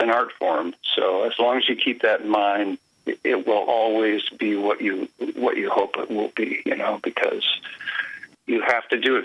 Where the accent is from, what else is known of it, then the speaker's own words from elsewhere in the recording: San Jose, California, United States; moved away as an adult; now in Maui, United States; I grew up in San Jose.